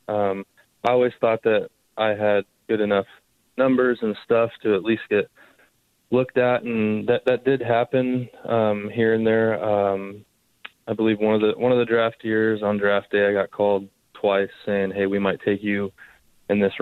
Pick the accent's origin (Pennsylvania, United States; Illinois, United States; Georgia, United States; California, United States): California, United States; Southern; also born or lived in Santa Clara; I'm from here. I'm from Southern California